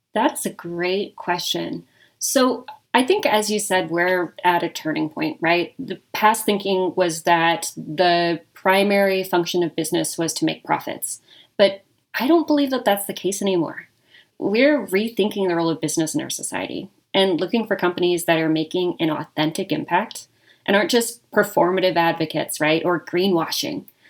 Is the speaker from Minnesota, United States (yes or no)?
no; Reno, Nevada, United States; moved away as an adult; also born or lived in Bay Area; now in Las Vegas, United States; I am born and raised in Reno. I am a Nevada person, born and bred.